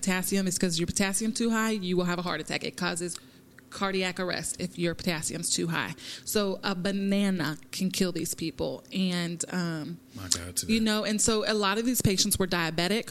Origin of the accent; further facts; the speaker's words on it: Lawrence, Kansas, United States; I grew up in Lawrence, Kansas, which is predominantly white.